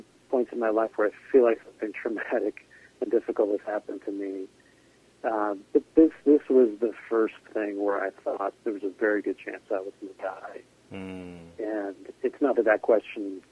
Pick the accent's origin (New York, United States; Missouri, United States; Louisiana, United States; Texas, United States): New York, United States; Scarsdale; accent: New York; also born or lived in Ireland; I grew up in a town, a suburb of New York called Scarsdale, New York